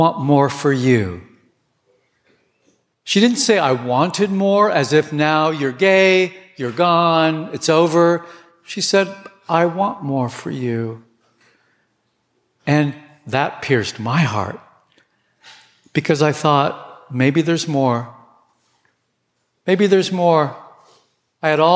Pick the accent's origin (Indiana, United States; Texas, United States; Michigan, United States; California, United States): California, United States; Southern; I grew up in Southern California